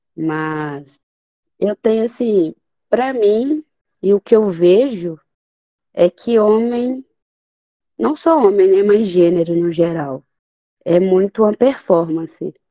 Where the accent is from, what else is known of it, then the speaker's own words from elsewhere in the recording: Minas Gerais, Brazil; E sou mineiro.